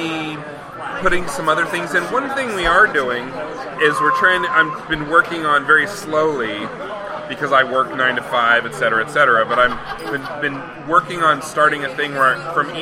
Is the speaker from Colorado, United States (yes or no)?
yes; Colorado, United States; I'm from Colorado.